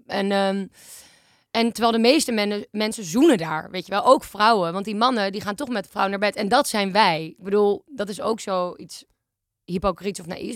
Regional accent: Amsterdam, North Holland, Netherlands; Ik ben 26 en ik kom uit Amsterdam en ik woon in Amsterdam.

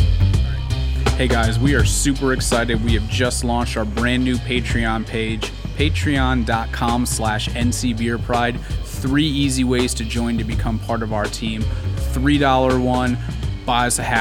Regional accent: Connecticut, United States; now in High Point, United States; I'm born and raised in Connecticut

